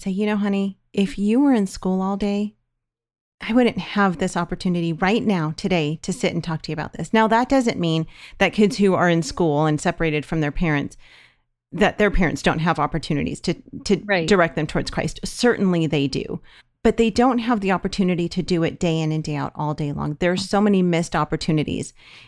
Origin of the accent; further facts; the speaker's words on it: California, United States; we're from California